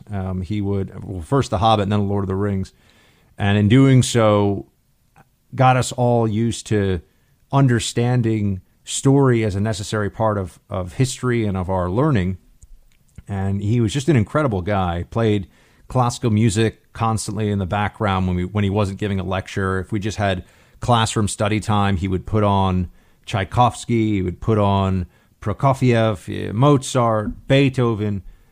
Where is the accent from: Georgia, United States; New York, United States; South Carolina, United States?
New York, United States; New York City; the private Catholic school that I went to growing up in New York City